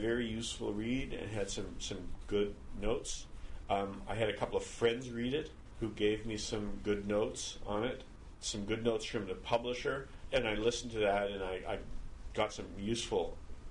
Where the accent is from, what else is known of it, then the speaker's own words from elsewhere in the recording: Montreal, Quebec, Canada; moved away as an adult; now in Maine, United States; I was born and brought up here